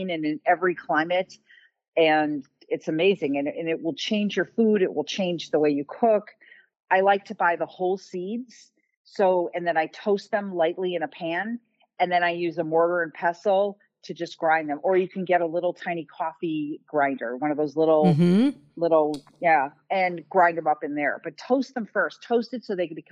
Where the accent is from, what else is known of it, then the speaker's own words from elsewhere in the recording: Chicago, Illinois, United States; I'm from Chicago